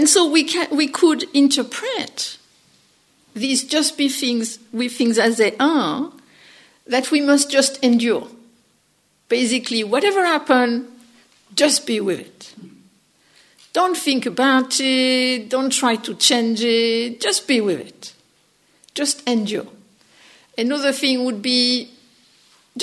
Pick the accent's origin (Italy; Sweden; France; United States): France; accent: French; English is a second language; my funny French accent